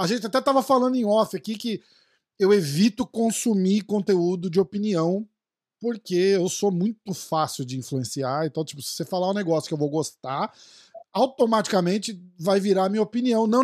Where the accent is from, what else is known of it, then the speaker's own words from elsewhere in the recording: São Paulo, Brazil; Eu sou de São Paulo também.